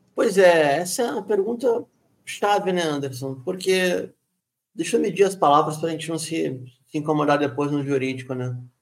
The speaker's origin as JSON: {"language": "Portuguese", "region": "Rio de Janeiro", "country": "Brazil", "moved": "yes", "said": "Também sou carioca, embora esteja longe"}